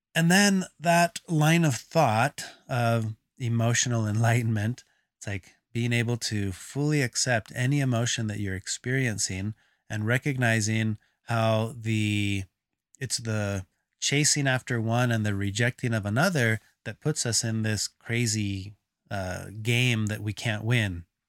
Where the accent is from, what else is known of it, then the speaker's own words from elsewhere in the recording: Texas, United States; moved away; I grew up in Texas